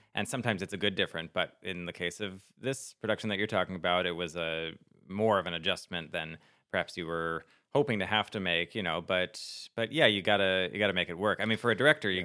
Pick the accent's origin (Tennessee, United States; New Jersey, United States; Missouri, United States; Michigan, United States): New Jersey, United States; growing up in New Jersey in the late '90s, early 2000s